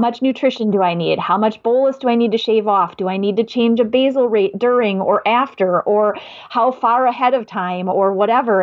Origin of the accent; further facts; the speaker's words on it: Madison, Wisconsin, United States; accent: Midwest; I'm from Madison. I live in Wisconsin. I am from the Midwest. I know it's my accent